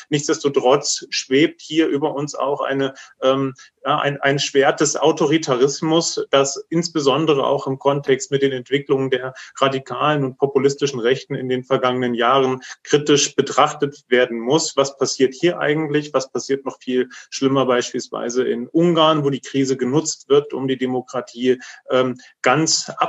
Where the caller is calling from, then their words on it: Jena, Thuringia, Germany; Ich bin aus Jena zugeschalten